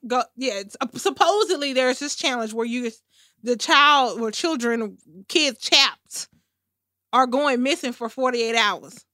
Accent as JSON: {"language": "English", "country": "United States", "said": "I'm a fucking American"}